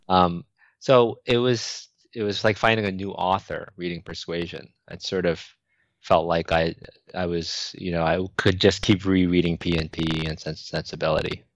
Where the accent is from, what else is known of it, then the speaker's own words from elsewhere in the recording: New York City, New York, United States; growing up in Manhattan, I used to browse bookstores as a teenager